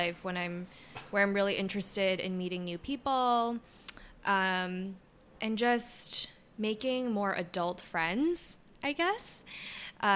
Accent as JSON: {"language": "English", "town": "New York City", "region": "New York", "country": "United States", "tie": "born or raised there", "also_born_or_lived": "Seoul, South Korea", "said": "I was born in Seoul, South Korea. Immigrated to the States when I was 2 years old. So grew up in Forest Hills, New York"}